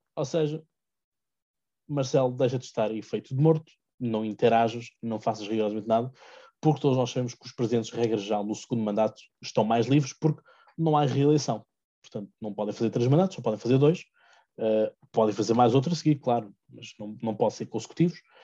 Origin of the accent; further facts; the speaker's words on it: Seixal, Setúbal, Portugal; eu sou de Sachal e ao lado tem Almada